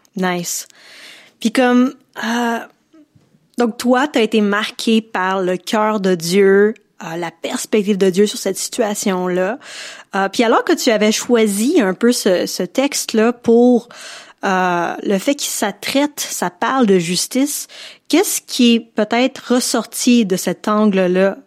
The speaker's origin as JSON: {"language": "French", "region": "Quebec", "country": "Canada", "said": "je suis en tant que québécoise, je fais partie du Québec"}